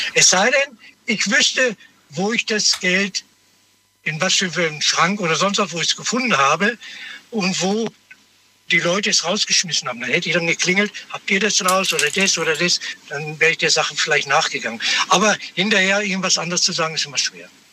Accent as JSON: {"language": "German", "town": "Nuremberg", "region": "Bavaria", "country": "Germany", "said": "ich komme aus Nürnberg."}